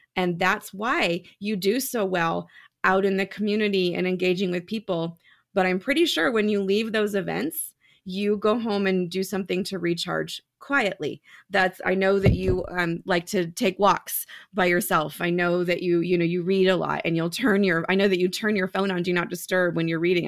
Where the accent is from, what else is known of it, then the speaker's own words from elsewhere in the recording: San Jose, California, United States; moved away as an adult; now in Reno, United States; I was born and raised in San Jose